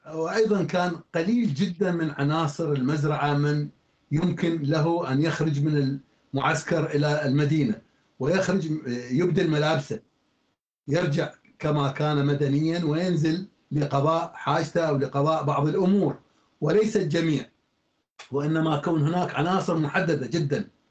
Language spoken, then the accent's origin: Arabic; Iraq; عندنا في العراق